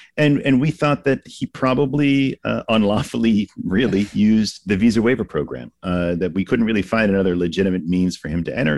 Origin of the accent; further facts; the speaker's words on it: Massachusetts, United States; I grew up in Massachusetts, so going in in Boston as a kid